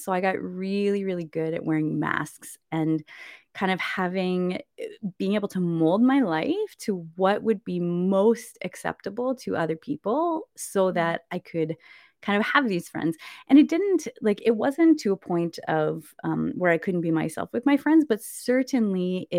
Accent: Canada; also born or lived in Winnipeg, Manitoba / British Columbia / Saskatchewan / Nova Scotia; And I was born in Winnipeg, Manitoba. And then we lived like all over Canada, I guess, really. I lived in BC for a while, Saskatchewan for a while. We lived in Nova Scotia when I was in high school.

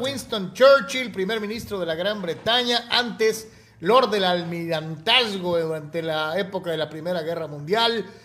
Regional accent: Mexico; como reporteros mexicanos cubriendo los Chargers

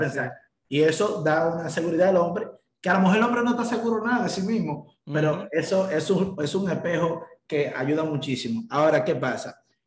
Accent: Dominican Republic; 24 años de edad también, pero soy dominicano

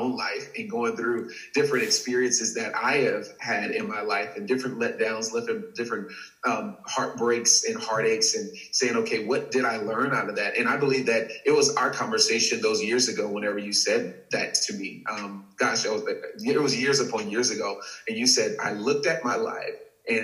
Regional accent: Texas, United States; I'm born and raised in Texas.

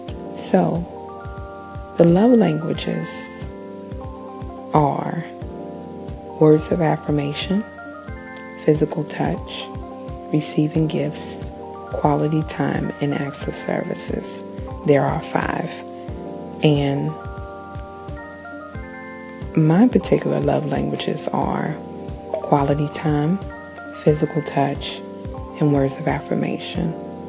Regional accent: New Zealand; I am Kiwi.

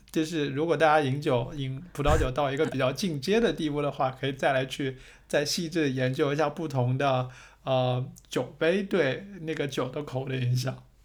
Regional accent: China; moved away; 按照我们中国人的想法

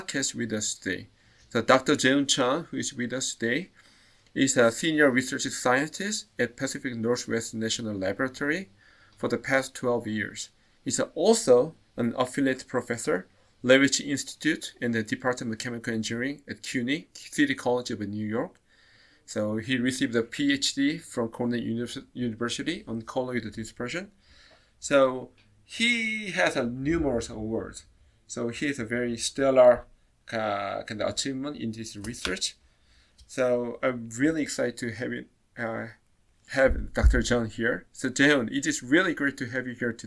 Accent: Seoul, South Korea; moved away; I live nearby the border between the Seoul and nearby province. So my childhood was more like the suburban setting

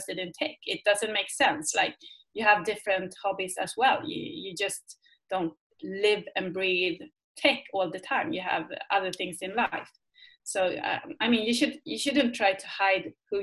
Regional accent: Sweden; English is a second language; I am from Sweden

